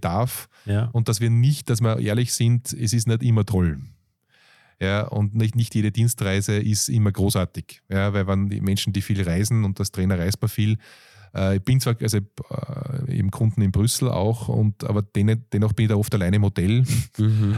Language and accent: German; Austria; aus Europa, Österreich hier